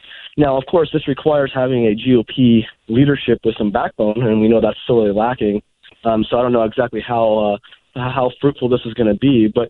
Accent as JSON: {"language": "English", "region": "California", "country": "United States", "said": "I'm a Californian"}